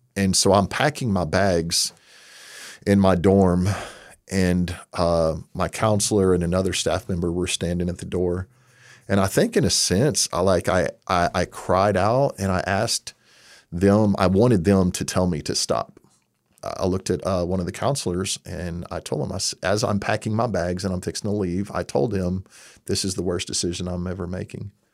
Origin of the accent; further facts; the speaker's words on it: Texas, United States; moved away; I'm from Texas.